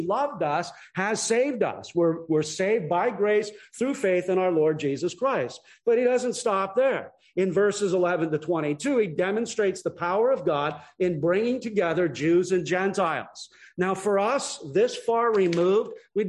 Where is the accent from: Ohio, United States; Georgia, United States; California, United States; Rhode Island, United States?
California, United States; Long Beach; moved away; I was born and raised in Long Beach, California